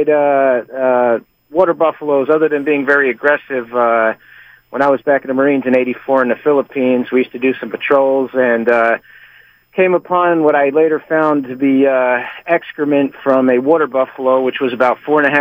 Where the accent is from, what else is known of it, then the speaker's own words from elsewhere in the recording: Laurens, South Carolina, United States; Listen, I'm originally from Laurens, South Carolina, and Laurens is down near Greenwood, in between kind of Anderson.